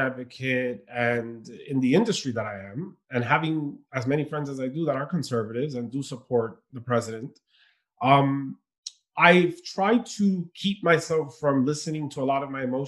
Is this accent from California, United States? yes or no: no; New York City, New York, United States; also born or lived in Dominican Republic / Queens, New York; I grew up in Brooklyn